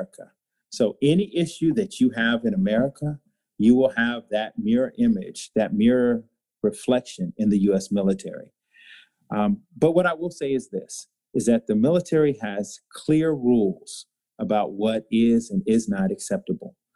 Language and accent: English; Walterboro, South Carolina, United States; I was raised in Walterboro, South Carolina